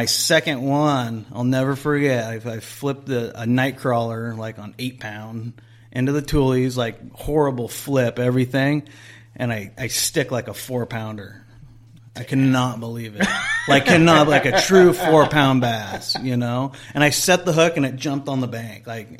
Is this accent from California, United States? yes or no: yes; Huntington Beach, California, United States; Huntington Beach. So I'd fish like Huntington Central Park, or if I can make the truck, I'd go up to not that far, but to Mile Square Park.